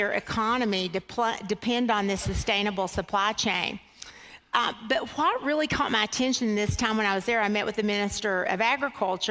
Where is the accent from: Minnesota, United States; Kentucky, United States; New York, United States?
Kentucky, United States; I'm a farm girl. I was raised in Kentucky